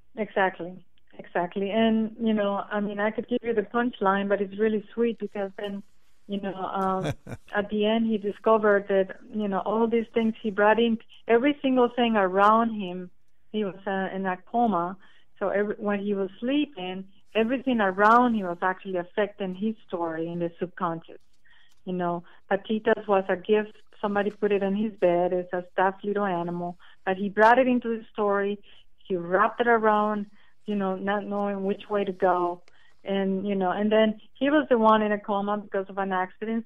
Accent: Costa Rica; moved away as an adult; now in United States; Well, I'm originally from Costa Rica. I've been in, in the United States for 30 years

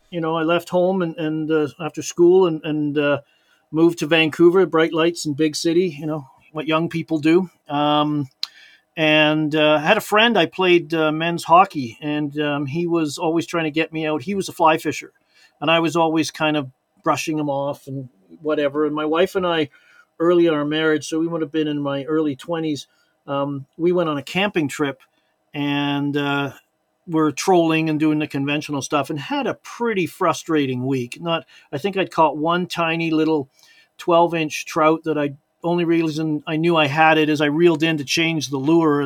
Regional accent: Liverpool, North West England, United Kingdom; born there; moved away; we went fishing at a local lake in a place called Sefton Park, because I was born in Liverpool, England.

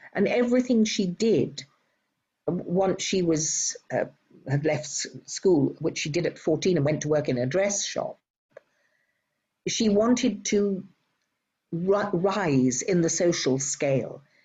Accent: United Kingdom; moved away as an adult; now in Robertson, Australia; I am indeed British Australian.

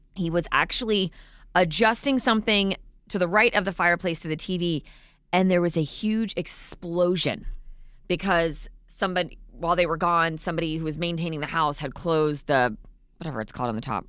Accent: Vero Beach, Florida, United States; I remember growing up in Vero, um, where we lived for months.

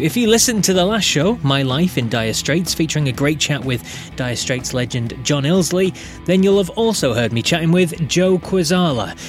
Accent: United Kingdom; as a Brit

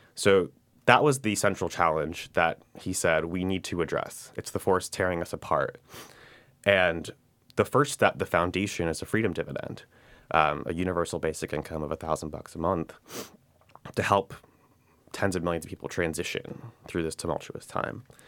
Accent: New York City, New York, United States; born and raised in New York, grew up in the district. So we're actually in the tenth congressional district of New York, which is the west side of Manhattan in South Brooklyn

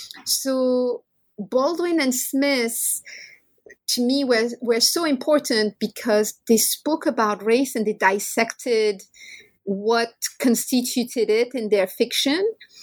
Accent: France; born there; English is a second language; I was born in France, so I'm the daughter of Maghrebi immigrants, but I wasn't really steeped there in Maghrebi or French ethnic culture.

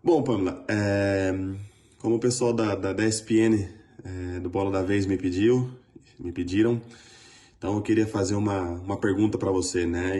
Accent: São José dos Campos, São Paulo, Brazil; nós somos joseenses

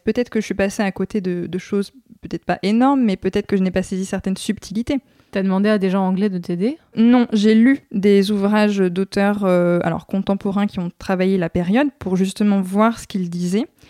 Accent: France; je suis française

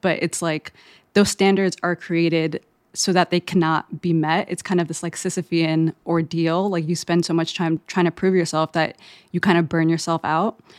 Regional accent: Eritrea; growing up in Eritrea, which is in East Africa right next to Ethiopia

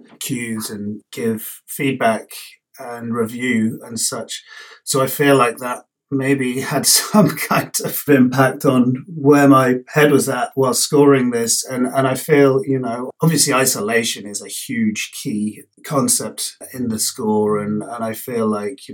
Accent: London, United Kingdom; moved away as an adult; growing up in London

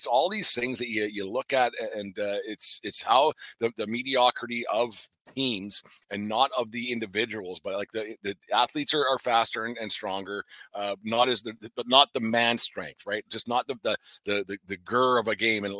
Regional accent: Fort Macleod, Alberta, Canada; Fort McLeod over the weekend. My hometown, the homeland

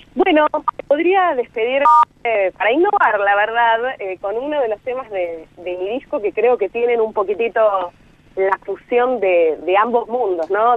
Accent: Buenos Aires, Argentina; personas que vivimos casi toda la vida o, gran parte del tiempo en Buenos Aires

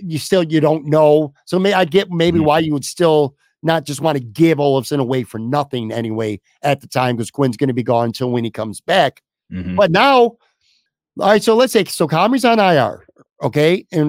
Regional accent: Buffalo, New York, United States; now in Florida, United States; Not just, hey, I got a Sabres jersey on because I'm living in Florida. I'm from Buffalo, so go Sabres.

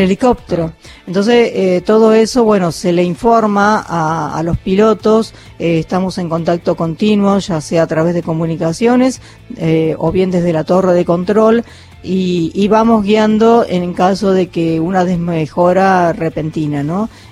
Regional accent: 25 de Mayo, Buenos Aires Province, Argentina; now in Tandil, Argentina; yo vivo en la localidad de Tandil, pero soy eh, también bonaerense del, eh, de la ciudad de 25 de mayo

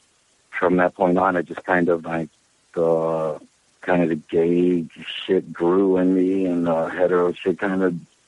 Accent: Charleston, West Virginia, United States; now in New York City, United States; I was born and raised on the Kanawha River in Charleston, West Virginia, right across from the Capitol

